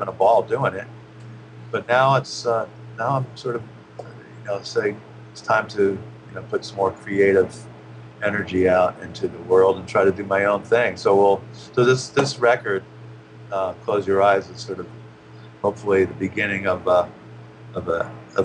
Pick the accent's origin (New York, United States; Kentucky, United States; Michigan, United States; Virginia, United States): New York, United States; around; now in Los Angeles, United States; I grew up around New York